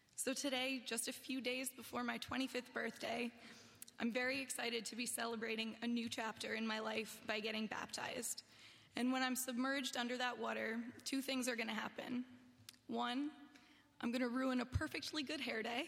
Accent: New Jersey, United States; I grew up in New Jersey, where I lived with my mom

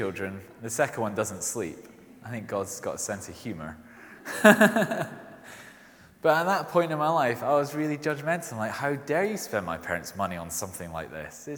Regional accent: Scotland, United Kingdom; accent: Scottish; you might have heard from my accent, I'm Scottish. It doesn't really come out that strong

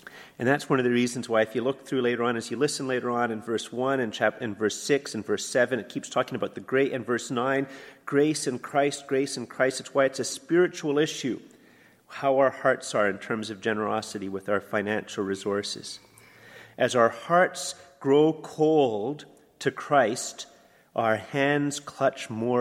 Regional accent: Canada; I'm a Canadian

